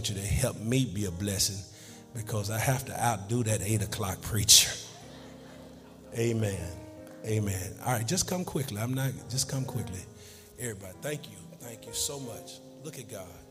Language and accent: English; New York, United States; moved away; also born or lived in Dallas; I'm from New York, by way of Dallas.